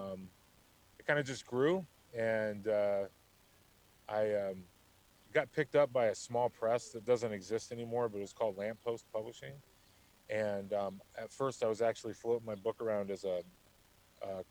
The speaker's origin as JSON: {"language": "English", "town": "Tucson", "region": "Arizona", "country": "United States", "tie": "born or raised there", "said": "So I was born and raised in Tucson, Arizona. It's where I still live"}